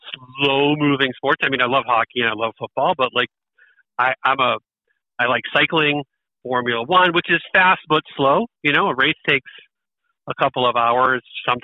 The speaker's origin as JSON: {"language": "English", "country": "United States", "said": "I probably would say America just because I'm an American"}